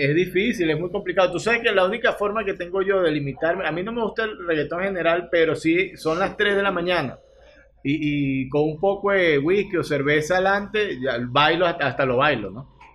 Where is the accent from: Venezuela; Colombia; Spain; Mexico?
Venezuela; de parchita le llamamos nosotros